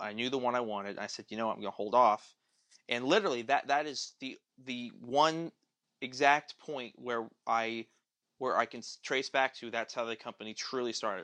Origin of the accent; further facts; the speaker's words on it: Tulsa, Oklahoma, United States; also born or lived in St. Louis; I moved back to Tulsa, where I'm at now. I grew up in Tulsa